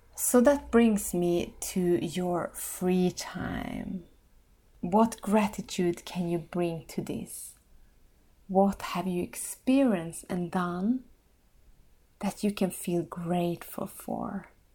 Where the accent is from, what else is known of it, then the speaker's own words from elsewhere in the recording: Finland; in my own country, my home country, Finland.